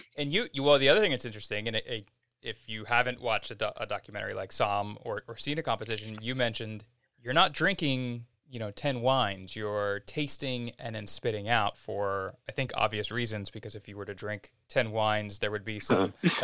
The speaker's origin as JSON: {"language": "English", "country": "United States", "tie": "born or raised there", "said": "I grew up outside of Philadelphia"}